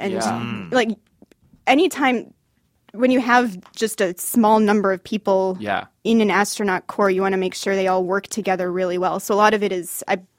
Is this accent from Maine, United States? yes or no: no; Michigan, United States; now in Los Angeles, United States; I grew up in Michigan.